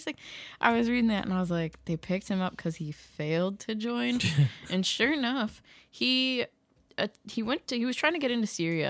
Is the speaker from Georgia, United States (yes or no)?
no; Massachusetts, United States; My hometown in Massachusetts got 3 inches of snow, but they thought they were going to get like 12 to 18 inches.